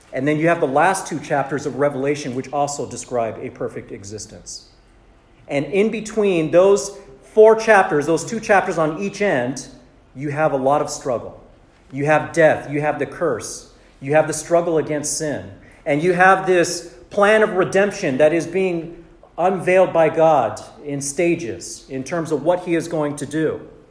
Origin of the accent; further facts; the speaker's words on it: Southern California, United States; also born or lived in Santa Monica; I was born and raised in Southern California